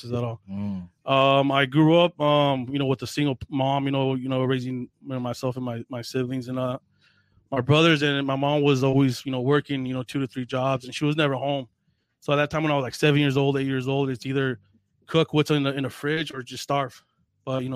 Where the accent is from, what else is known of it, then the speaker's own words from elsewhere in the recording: North County San Diego, California, United States; I grew up here in North County.